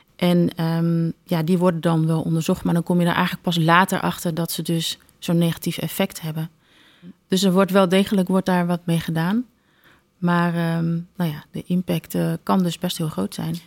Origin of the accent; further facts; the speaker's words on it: Groningen, Netherlands; also born or lived in Belgium / Wageningen; ik ben in België geboren, uit een Congolese vader en een Nederlandse moeder. Eh, maar eigenlijk al eh, sinds dat ik één jaar ben, ben ik eh, nou ja, in en rond de stad Groningen opgegroeid.